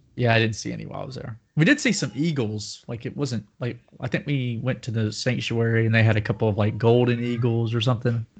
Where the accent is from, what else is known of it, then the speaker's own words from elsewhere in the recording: Nashville, Tennessee, United States; accent: Southern; I was from Nashville